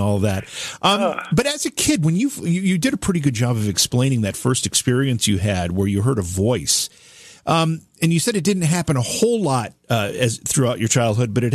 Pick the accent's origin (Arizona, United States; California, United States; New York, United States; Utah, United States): New York, United States; upstate; here in upstate New York